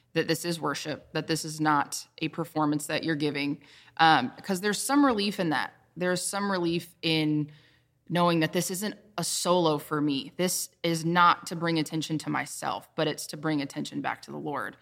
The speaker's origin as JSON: {"language": "English", "region": "the Carolinas", "country": "United States", "tie": "born or raised there", "said": "I'm from the Carolinas, born and raised"}